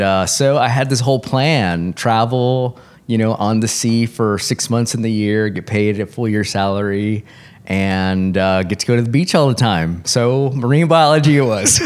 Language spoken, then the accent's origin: English; Corpus Christi, Texas, United States; I grew up in Corpus Christi.